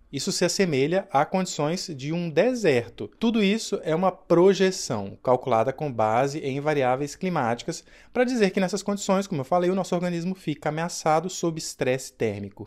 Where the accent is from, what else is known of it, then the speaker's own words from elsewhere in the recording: Minas Gerais, Brazil; eu sou de Minas Gerais, eu acho que eu posso contar nos dedos aí os dias do ano em que o termômetro marcava 20 graus lá na minha cidade